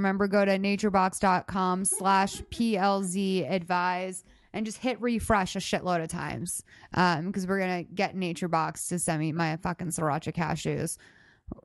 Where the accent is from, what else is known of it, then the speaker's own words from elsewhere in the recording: United States; I like a little bit of money. I'm American.